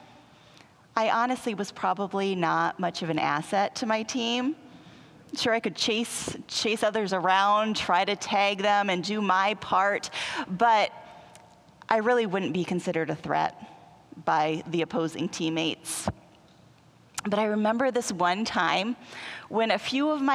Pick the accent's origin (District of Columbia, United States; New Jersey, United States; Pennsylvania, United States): Pennsylvania, United States; Western; I grew up in Western Pennsylvania